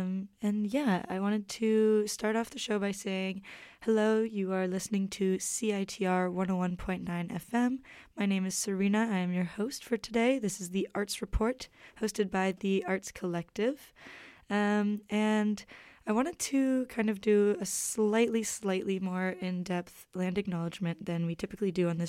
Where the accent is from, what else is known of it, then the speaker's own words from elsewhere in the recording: Calgary, Alberta, Canada; I moved here from Calgary, which is Treaty 7 territory, and I am, you know, a white Canadian citizen.